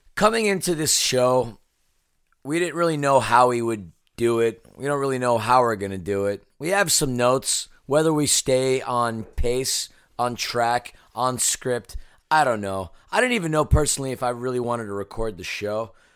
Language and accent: English; New York City, New York, United States; moved away as an adult; now in Los Angeles, United States; I'm a New Yorker who grew up a avid Mets, Jets, Knicks, and Islanders fan.